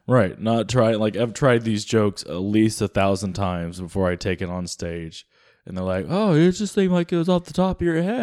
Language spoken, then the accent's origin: English; the South, United States; I'm from the South